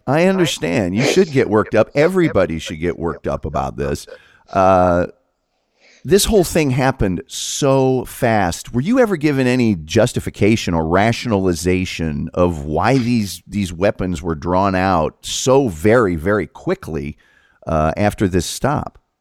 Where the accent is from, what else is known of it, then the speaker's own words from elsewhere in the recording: Hamilton County, Indiana, United States; I grew up in Hamilton County